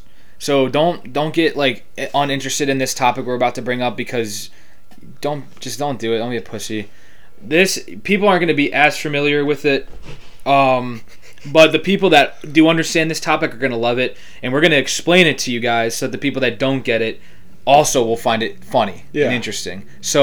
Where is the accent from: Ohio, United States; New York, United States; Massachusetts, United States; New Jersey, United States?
Ohio, United States; Cleveland; I'm from Cleveland.